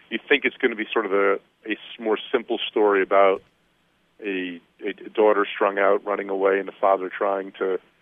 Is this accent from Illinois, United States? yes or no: no; New Jersey, United States; my home state of New Jersey